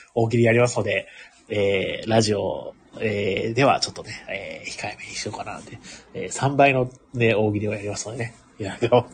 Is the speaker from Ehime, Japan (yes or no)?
yes; Ehime, Japan; 僕、出身が愛媛県